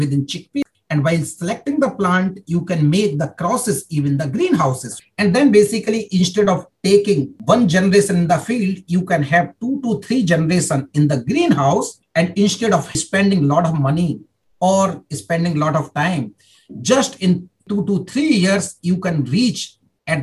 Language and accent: English; India; moved away as an adult; also born or lived in Germany; I'm coming from India